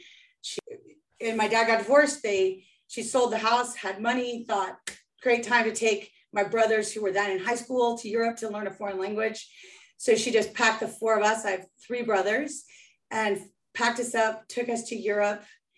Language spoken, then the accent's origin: English; United States; also born or lived in Idaho, United States / France; I grew up in ski areas. There's not a lot of rowing in ski areas. I grew up in Squaw Valley, Sun Valley, and the French Alps.